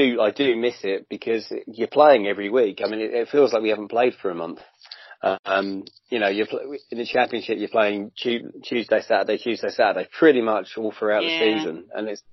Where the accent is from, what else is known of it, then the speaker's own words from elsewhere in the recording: Brighton, South East England, United Kingdom; I'm from Brighton, lived here all my life.